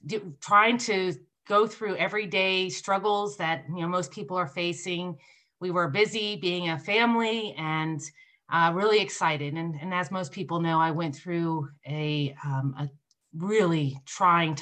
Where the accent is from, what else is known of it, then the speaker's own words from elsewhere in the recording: Nevada, United States; here in my home state of Nevada